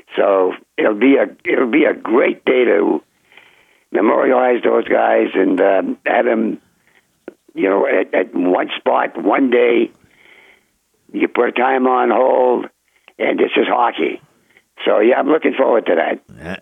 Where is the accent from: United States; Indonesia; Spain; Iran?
United States; Berlin, New Hampshire; Berlin, my hometown